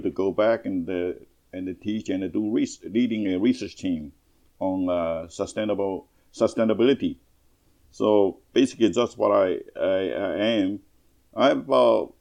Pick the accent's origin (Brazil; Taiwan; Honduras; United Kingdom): Taiwan; now in Toronto, Canada; I'm now in Toronto, Canada. I'm a Canadian citizen, but originally from Taiwan